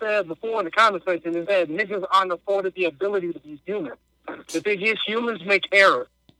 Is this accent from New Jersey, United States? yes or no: no; Inglewood, California, United States; from Inglewood.